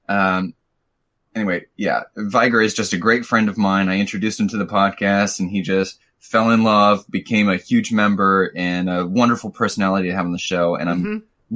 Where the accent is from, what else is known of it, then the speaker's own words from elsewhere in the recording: Missouri, United States; I'm from Missouri.